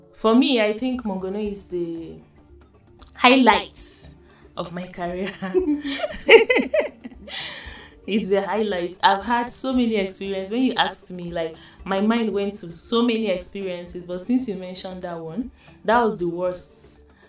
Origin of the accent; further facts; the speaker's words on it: Adamawa, Nigeria; I'm from Adamawa State. I'm Baza by tribe